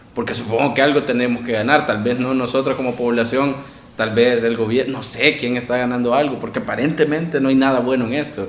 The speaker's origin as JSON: {"language": "Spanish", "country": "El Salvador"}